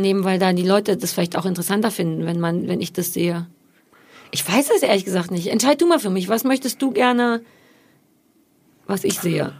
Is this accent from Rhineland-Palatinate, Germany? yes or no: no; Berlin, Germany; ich bin quasi in Berlin mit Mitte geboren